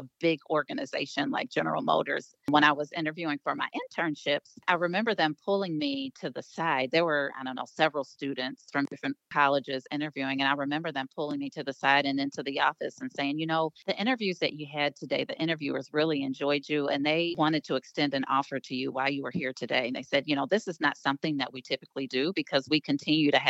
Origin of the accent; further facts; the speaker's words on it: Cincinnati, Ohio, United States; moved away; I grew up in Cincinnati.